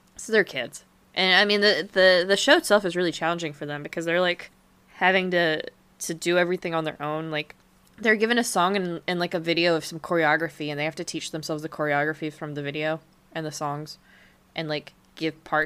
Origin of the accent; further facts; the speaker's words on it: United States; accent: American; my family in Germany makes so much fun of me because of my American